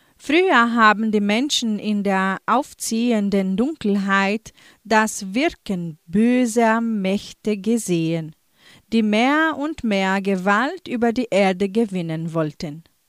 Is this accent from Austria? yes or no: no; Entre Rios, Paraná, Brazil; Bei uns in Entre Rios